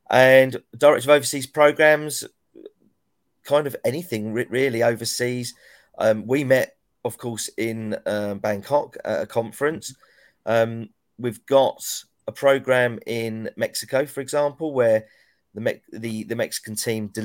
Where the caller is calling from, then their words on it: East of England, United Kingdom; So I'm at, I'm at home, and home is in South Essex in the UK, which is about, well, let's say, 40 miles east of London.